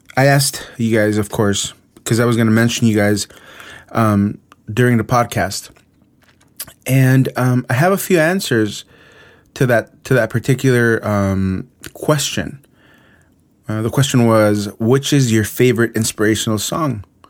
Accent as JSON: {"language": "English", "region": "Mexico City", "country": "Mexico", "tie": "born or raised there", "moved": "yes", "said": "Mexico City, my hometown"}